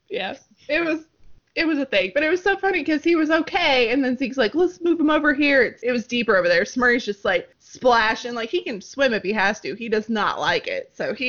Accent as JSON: {"language": "English", "region": "the Ozarks", "country": "United States", "tie": "born or raised there", "said": "growing up in the Ozarks, everywhere you go, there's a snake."}